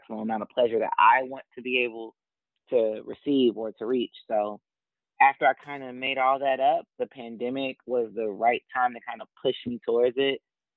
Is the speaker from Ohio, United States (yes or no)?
yes; Dayton, Ohio, United States; now in Columbus, United States; I too am from Dayton, born and raised